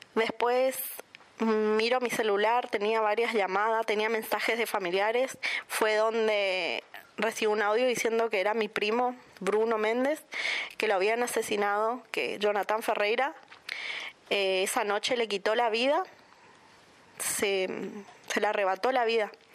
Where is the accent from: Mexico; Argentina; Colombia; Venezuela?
Argentina; Puerto Iguazú, Misiones; soy de Portuguazú